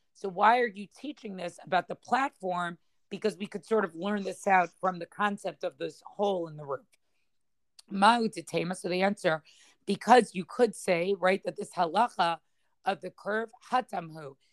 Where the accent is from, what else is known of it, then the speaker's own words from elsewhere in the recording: Boston, Massachusetts, United States; the shul that I grew up in in Boston